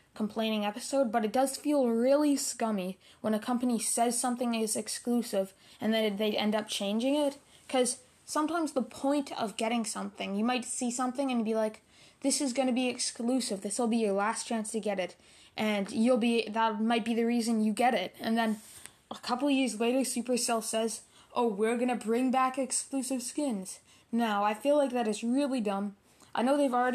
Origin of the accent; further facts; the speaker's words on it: Canada; I'm Canadian, and we start school on September 7th